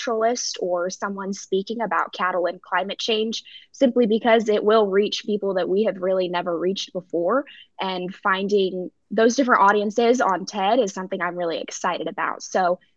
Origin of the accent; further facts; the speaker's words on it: Stevensville, Montana, United States; moved away; I grew up in Stevensville, which is very close to Hamilton